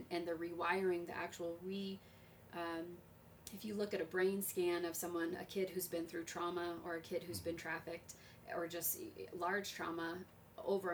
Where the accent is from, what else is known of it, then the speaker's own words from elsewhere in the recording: Las Vegas, Nevada, United States; I was raised in Vegas where gang mentality was a huge